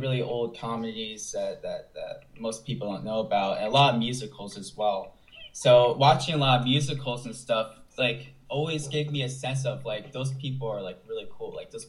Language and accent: English; Buffalo, New York, United States; also born or lived in Los Angeles; now in Florida, United States; I'm from Buffalo, New York.